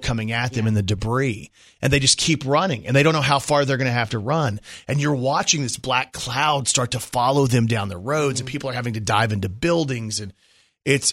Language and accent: English; Texas, United States; I grew up in Texas